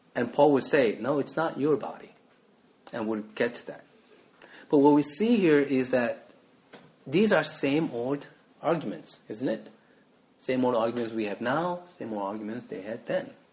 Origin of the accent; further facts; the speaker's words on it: South Korea; moved away; so I grew up in Korea